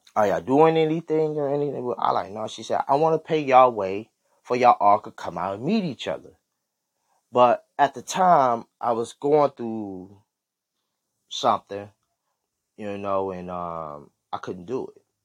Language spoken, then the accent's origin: English; Michigan, United States; I was from, you know, from Michigan.